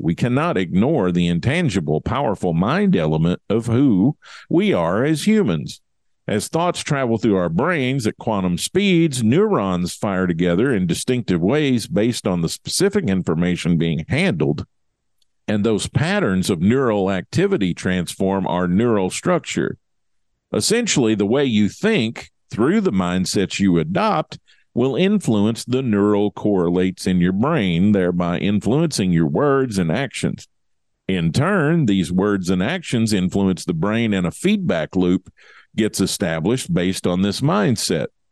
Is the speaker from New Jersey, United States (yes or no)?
no; Kentucky, United States; it's my home state